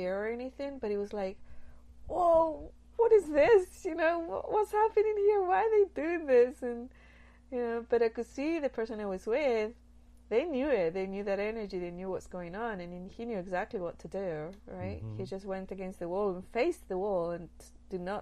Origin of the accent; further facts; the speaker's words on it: Nottingham, East Midlands, United Kingdom; now in United States; once I was in Nottingham, that was where I grew up in England